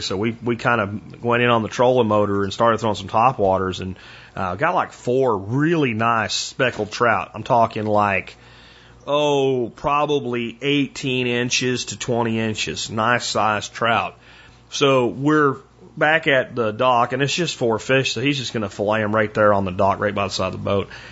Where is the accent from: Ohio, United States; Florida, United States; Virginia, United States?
Florida, United States; as a kid growing up in Florida